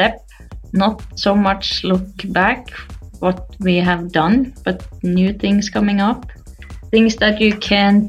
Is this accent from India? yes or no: no; Norway; I played with the boys in my hometown, Momoen, a small town with 800 people